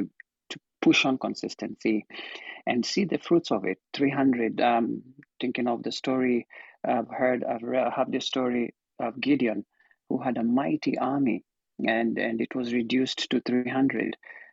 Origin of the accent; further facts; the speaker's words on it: Kenya; now in Maryland, United States; I'm in Maryland, but I'm from Kenya, just like Simon.